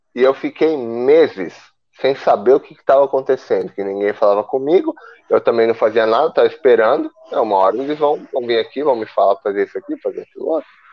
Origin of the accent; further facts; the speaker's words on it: Brazil; moved away; eu sou brasileiro, minha cultura é brasileira.